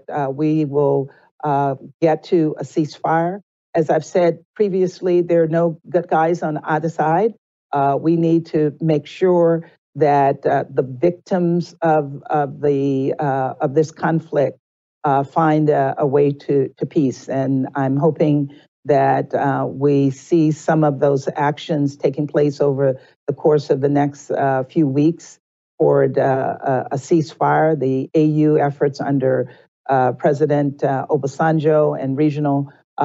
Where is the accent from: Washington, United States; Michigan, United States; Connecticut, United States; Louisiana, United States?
Louisiana, United States; I grew up in the South, as you know. I grew up in Louisiana